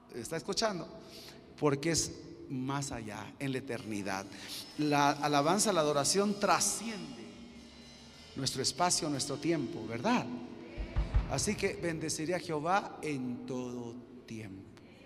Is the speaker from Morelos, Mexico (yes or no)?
no; Chiapas, Mexico; vengo de Chiapas, México